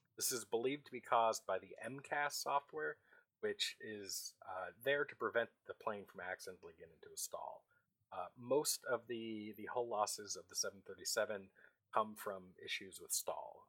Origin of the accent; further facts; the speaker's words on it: Oregon, United States; I'm from Oregon.